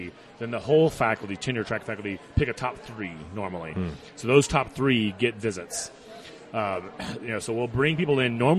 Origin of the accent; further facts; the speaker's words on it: Houston, Texas, United States; moved away as an adult; also born or lived in Dallas / College Station, Texas; now in Fort Collins, United States; I grew up in Houston, lived in Dallas. I don't like big cities.